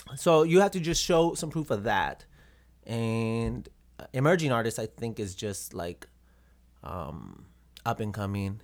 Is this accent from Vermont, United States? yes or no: no; Robstown, Texas, United States; moved away as an adult; also born or lived in Corpus Christi, Texas; now in Minnesota, United States; Born and raised in Robstown, Texas. Born in Corpus, Corpus Christi, but raised in Robstown.